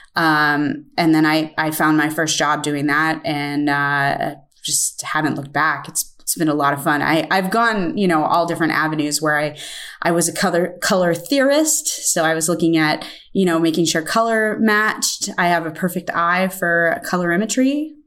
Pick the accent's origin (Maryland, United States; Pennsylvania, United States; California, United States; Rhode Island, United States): Pennsylvania, United States; Pittsburgh; I am from Pittsburgh, Pennsylvania, and I am a potter